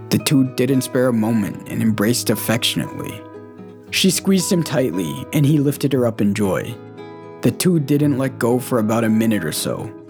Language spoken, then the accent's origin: English; Escuintla, Guatemala; born there; In my case, I grew up my whole life thinking I was born in Santiago Atitlan. But at 23, I found out I was really born in Escuintla.